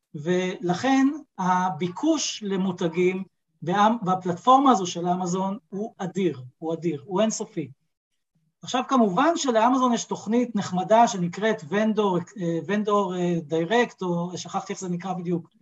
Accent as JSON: {"language": "Hebrew", "country": "Israel", "said": "באתי מהעולם הישראלי, כישראלי, אני יודע איך זה עובד כאן בארץ"}